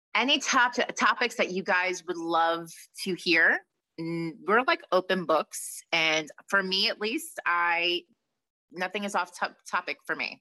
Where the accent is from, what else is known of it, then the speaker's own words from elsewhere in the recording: Long Island, New York, United States; we're from Long Island